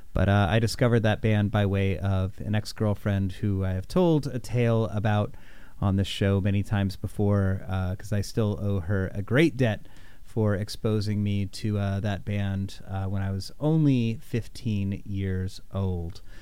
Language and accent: English; Indianapolis, Indiana, United States; in my hometown of Indianapolis when I was just a young boy